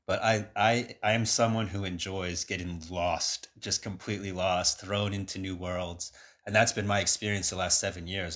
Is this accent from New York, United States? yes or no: yes; New York City, New York, United States; moved away; growing up around New York City